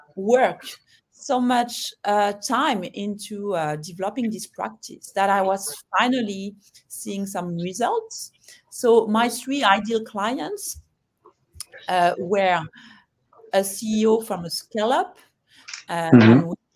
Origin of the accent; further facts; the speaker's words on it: France; also born or lived in London / Hong Kong; now in Singapore; I'm French, as you can hear